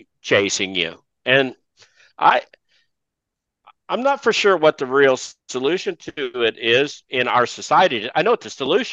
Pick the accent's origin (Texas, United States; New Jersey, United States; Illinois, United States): Texas, United States; my home state of Texas